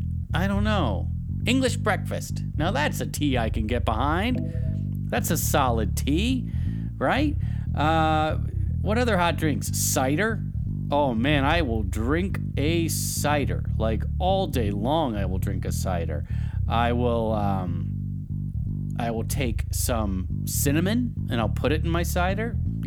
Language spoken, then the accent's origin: English; the South, United States; because I used to put sugar in my tea because I like a little sweet tea, because I'm from the South and that's what we drink.